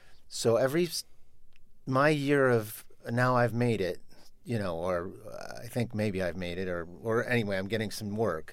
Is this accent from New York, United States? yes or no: yes; New York, United States; growing up in New York